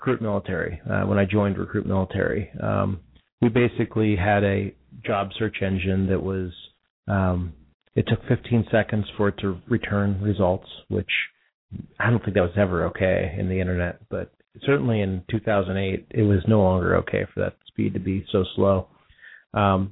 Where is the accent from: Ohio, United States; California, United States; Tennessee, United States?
Ohio, United States; Youngstown; I'm from Youngstown